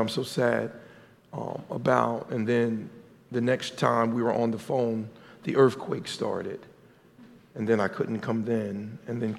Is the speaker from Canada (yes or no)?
no; Paterson, New Jersey, United States; moved away as an adult; also born or lived in Camden, New Jersey; now in Virginia, United States; I am from Paterson, New Jersey, by way of Camden, New Jersey